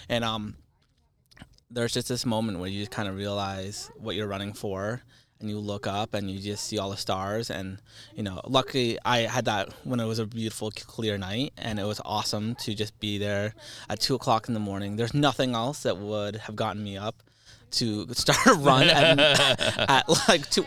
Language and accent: English; New Hampshire, United States; growing up in New Hampshire, you're very sheltered to a lot of things